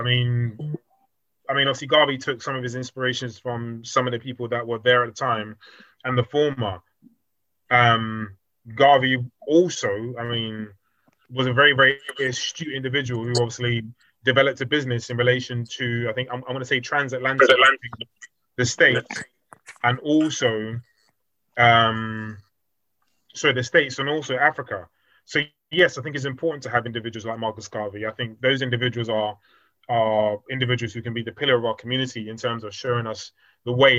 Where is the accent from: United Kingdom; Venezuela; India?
United Kingdom; born or raised there